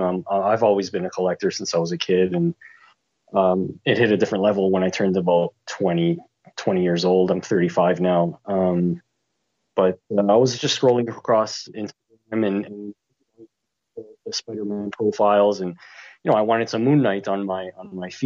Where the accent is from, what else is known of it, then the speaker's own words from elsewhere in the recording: Toronto, Ontario, Canada; I'm from Toronto. I am Canadian